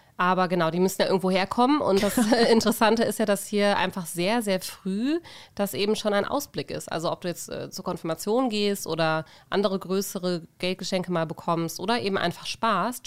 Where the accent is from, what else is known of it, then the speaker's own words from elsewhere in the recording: Germany; now in Norway; von zwei gebürtigen Deutschen, nämlich Laura und mir, die vor einigen Jahren hier hingezogen sind